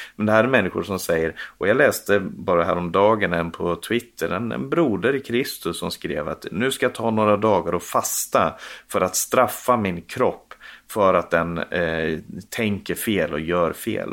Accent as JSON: {"language": "Swedish", "country": "Sweden", "moved": "yes", "lives_now": "Norway", "said": "Jag som, som svensk, som nu bor i Norge"}